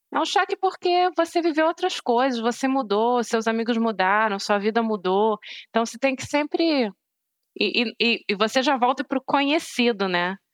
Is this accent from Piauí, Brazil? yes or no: no; Rio de Janeiro, Brazil; moved away as an adult; also born or lived in Hungary; now in London, United Kingdom; eu sou do Rio